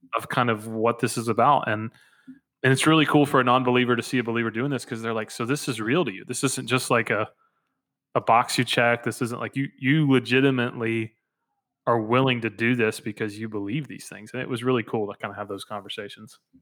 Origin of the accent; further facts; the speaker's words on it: the South, United States; Growing up in the South